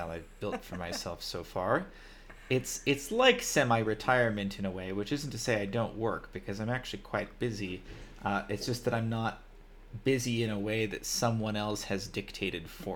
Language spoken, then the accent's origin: English; California, United States; moved away as an adult; now in Armenia; I am American. I'm from California